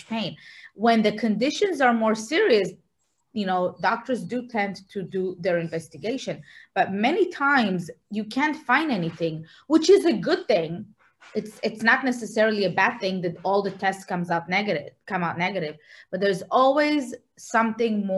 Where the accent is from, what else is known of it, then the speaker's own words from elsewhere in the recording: Israel; moved away; I'm originally from Israel